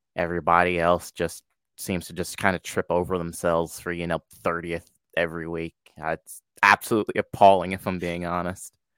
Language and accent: English; Detroit, Michigan, United States; I was a stone's throw away from their global headquarters at uh, the uh, Renaissance Center growing up in Detroit.